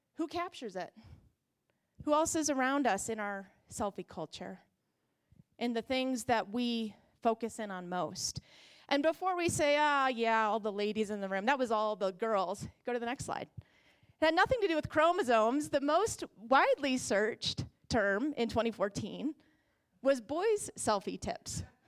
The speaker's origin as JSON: {"language": "English", "country": "United States", "said": "as American Christians"}